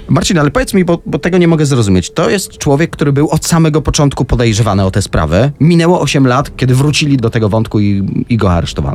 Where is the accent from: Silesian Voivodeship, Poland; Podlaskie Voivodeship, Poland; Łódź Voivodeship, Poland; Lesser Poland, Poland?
Lesser Poland, Poland; Tarnów; okolice mojego rodzinnego miasta Tarnowa